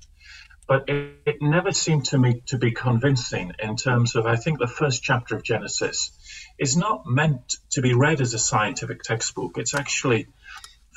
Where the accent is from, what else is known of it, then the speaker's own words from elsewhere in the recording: the Northeast, North East England, United Kingdom; I grew up in the Northeast